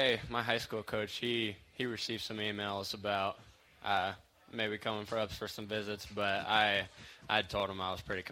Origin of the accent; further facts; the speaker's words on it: St. Joseph, Illinois, United States; moved away as an adult; now in Bloomington, United States; I'm from St. Joseph, Illinois.